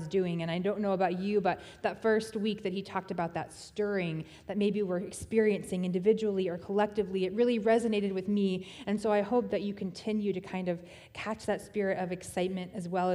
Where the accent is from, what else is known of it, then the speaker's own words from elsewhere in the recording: Tennessee, United States; I was born in Tennessee